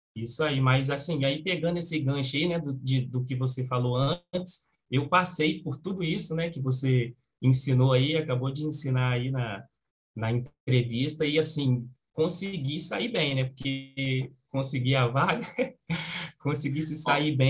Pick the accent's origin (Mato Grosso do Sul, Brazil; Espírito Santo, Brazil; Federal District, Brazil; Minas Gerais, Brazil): Espírito Santo, Brazil; eu sou do Espírito Santo